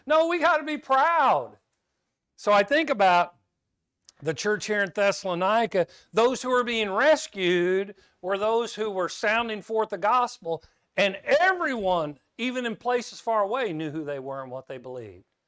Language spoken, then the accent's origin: English; Kansas, United States; I grew up in Kansas